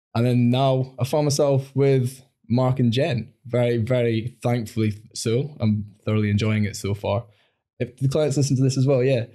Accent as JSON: {"language": "English", "town": "Langholm", "region": "Scotland", "country": "United Kingdom", "tie": "born or raised there", "also_born_or_lived": "England / Newcastle", "moved": "yes", "said": "I was brought up in the Borders"}